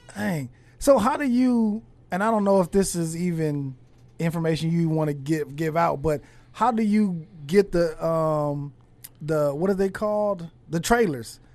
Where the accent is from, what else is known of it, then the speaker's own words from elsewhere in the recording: Los Angeles, California, United States; I'm from, I'm from California, from L